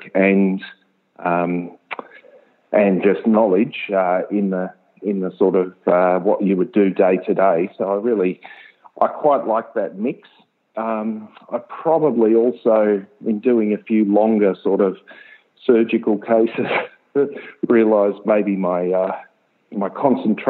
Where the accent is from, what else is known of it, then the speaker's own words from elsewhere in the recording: Ballarat, Victoria, Australia; also born or lived in Melbourne; I grew up in Ballarat and then went off to Melbourne for uni